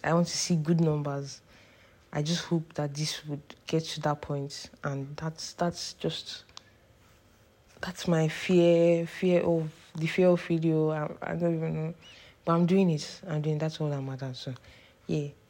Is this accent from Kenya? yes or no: no; Nigeria; moved away as an adult; now in Canada; I took a trip from Canada, the place where I study, to Nigeria, my hometown